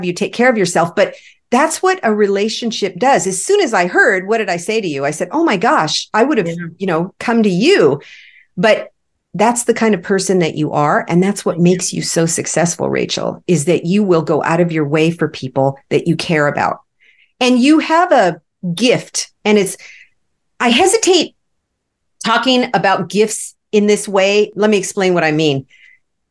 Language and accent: English; Los Angeles, California, United States; now in Arizona, United States; I grew up in Los Angeles. And even though I live in Arizona